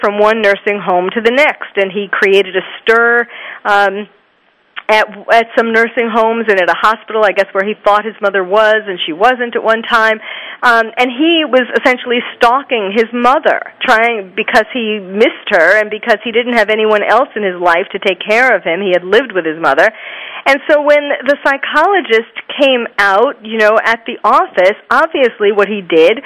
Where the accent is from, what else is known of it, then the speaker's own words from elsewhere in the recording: New York City, New York, United States; I was born and raised in New York City and trained at Bellevue, so I had a Manhattan office